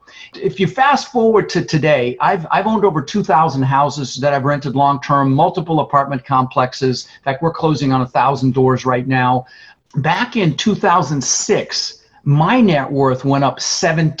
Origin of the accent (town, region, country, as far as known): Denver, Colorado, United States; born or raised there; also born or lived in Netherlands